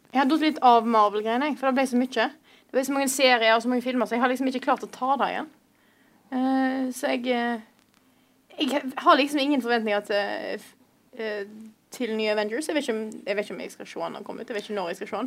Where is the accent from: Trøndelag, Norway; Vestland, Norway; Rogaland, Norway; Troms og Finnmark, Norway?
Vestland, Norway; also born or lived in Stord; jeg kom fra Vestland, Vestland og bor i verdens største nynorsk kommune Stord